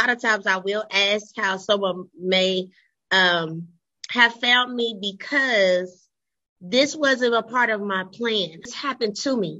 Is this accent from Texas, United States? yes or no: no; Dayton, Ohio, United States; born and raised in the Gem City, the city of Flight and Funk, Dayton, Ohio.